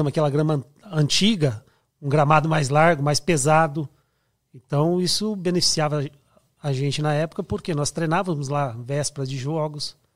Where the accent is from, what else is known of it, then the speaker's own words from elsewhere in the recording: Campinas, São Paulo, Brazil; Não, eu sou de Campinas, né? Então desde de, de, de, menino sempre ia pro, pro estádio, ali tem o Guarani e Ponte Preta